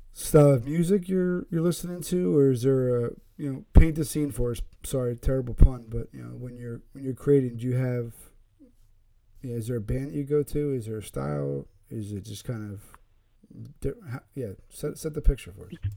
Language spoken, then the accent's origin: English; Pennsylvania, United States; now in Connecticut, United States